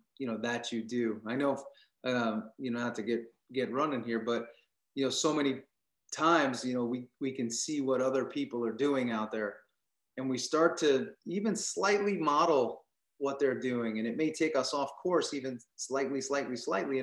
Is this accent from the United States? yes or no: yes; Long Island, New York, United States; I grew up in New York. So, you know, I grew up on Long Island